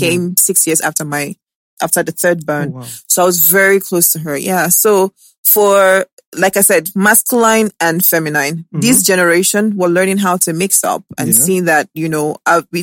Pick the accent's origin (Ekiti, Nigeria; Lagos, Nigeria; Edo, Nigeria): Lagos, Nigeria; also born or lived in Benin City; I grew up in Lagos